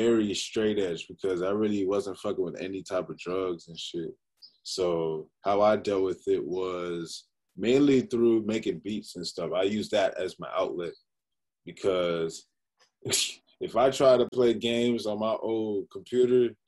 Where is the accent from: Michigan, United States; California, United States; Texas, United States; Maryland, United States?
Maryland, United States; Prince George's County; I grew up in Prince George's County, Maryland, PG County